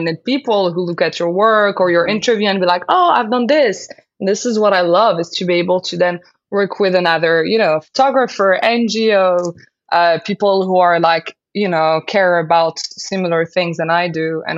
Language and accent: English; Casablanca, Casablanca-Settat, Morocco; English is a second language; moved away as an adult; also born or lived in London, United Kingdom; I grew up in Morocco, in Casablanca, and I moved to London when I was 18. This is when I learned how to speak English